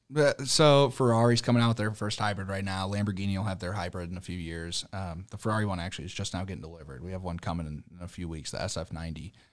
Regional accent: St. Louis, Missouri, United States; I grew up in Saint Louis

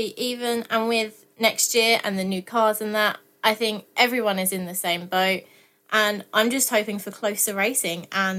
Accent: Essex, East of England, United Kingdom; So, I am from Essex

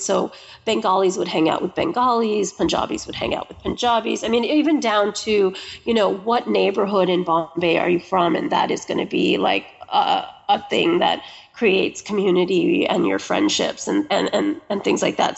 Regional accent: United States; I'm American

